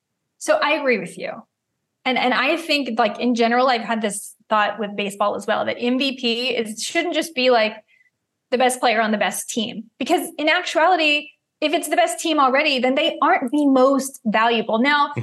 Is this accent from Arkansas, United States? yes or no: no; Dallas, Texas, United States; growing up in Dallas and Texas